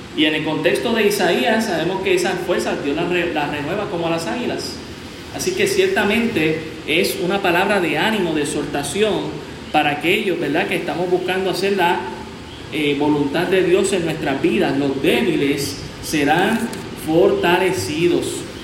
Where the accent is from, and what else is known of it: Puerto Rico